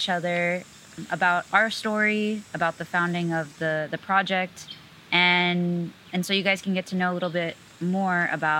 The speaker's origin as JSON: {"language": "English", "area": "Rio Grande Valley", "region": "Texas", "country": "United States", "tie": "born or raised there", "also_born_or_lived": "Houston, Texas", "moved": "as an adult", "said": "I'm from the border between Texas and Mexico, but I grew up on the U.S. side in a region called the Rio Grande Valley. I was born in Houston, but I spent my life growing up down there in the valley."}